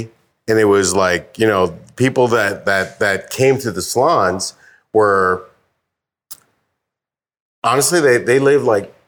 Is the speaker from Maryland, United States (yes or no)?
yes; Baltimore, Maryland, United States; now in Brooklyn, United States; born and raised in born and raised in Baltimore, Maryland. I live now in Brooklyn, New York.